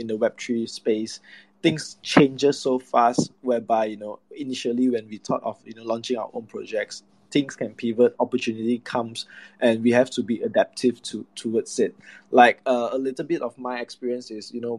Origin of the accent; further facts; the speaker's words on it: Malaysia; mainly I'm from Malaysia